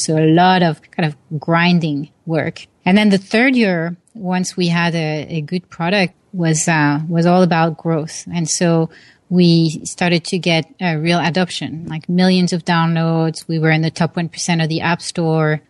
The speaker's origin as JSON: {"language": "English", "town": "Paris", "region": "Île-de-France", "country": "France", "tie": "born or raised there", "moved": "yes", "said": "I grew up in Paris, France"}